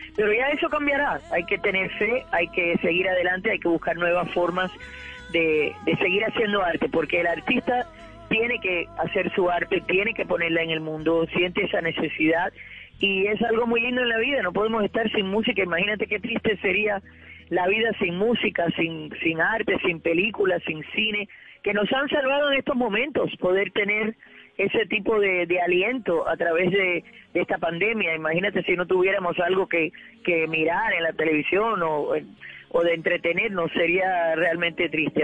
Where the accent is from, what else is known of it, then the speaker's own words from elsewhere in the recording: Cuba; moved away; mi cultura, la que ya no existe, la que ha cambiado ya, la Cuba de antaños